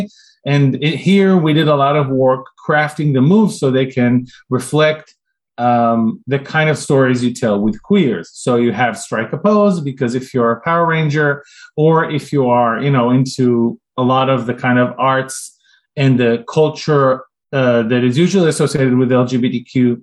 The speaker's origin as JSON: {"language": "English", "country": "Israel", "tie": "born or raised there", "moved": "as an adult", "lives_now": "United States", "said": "When I grew up in Israel, we got a lot of like those Japanese-French combo shows in the 80s"}